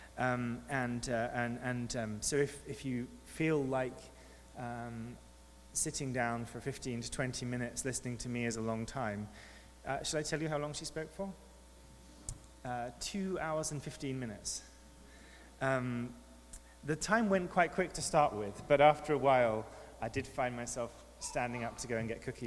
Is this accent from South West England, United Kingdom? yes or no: no; near St Albans, East of England, United Kingdom; moved away; I grew up in England near to St. Albans